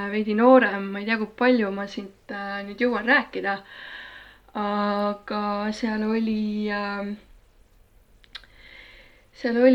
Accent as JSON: {"language": "Estonian", "town": "Tartu", "region": "Tartu County", "country": "Estonia", "tie": "born or raised there", "said": "Tartus sündinud, täiesti tartlane, põline tartlane ähm, Äh, Veeriku linnaosas äh, üles kasvanud äh, põhimõtteliselt paneelmajas"}